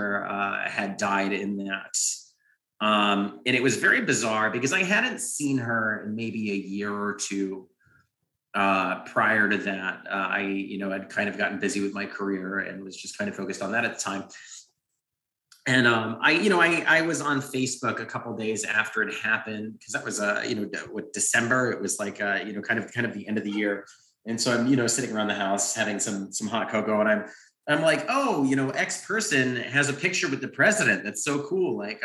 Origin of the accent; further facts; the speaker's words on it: Waterbury, Connecticut, United States; my hometown, Waterbury, Connecticut